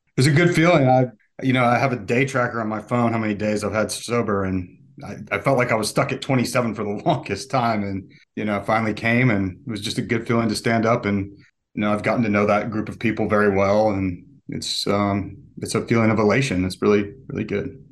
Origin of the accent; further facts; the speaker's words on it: Park City, Utah, United States; now in Atlanta, United States; my middle school and high school years were in Utah